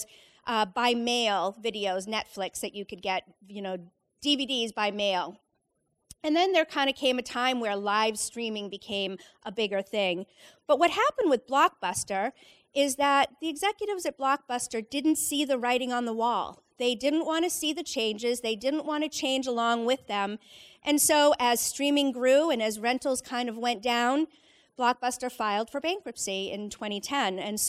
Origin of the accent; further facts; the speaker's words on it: Leominster, Massachusetts, United States; I was probably midway through high school growing up in Central Mass in Leominster.